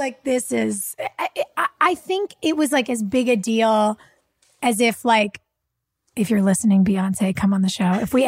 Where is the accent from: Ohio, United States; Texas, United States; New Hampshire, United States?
New Hampshire, United States; like, you're, I'm from New Hampshire.